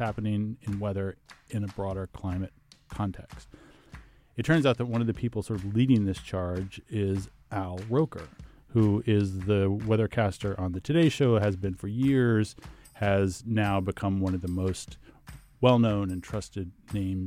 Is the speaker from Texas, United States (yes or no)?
yes; Texas, United States; now in New York City, United States; I've lived here for 25 years or so, but I grew up in Texas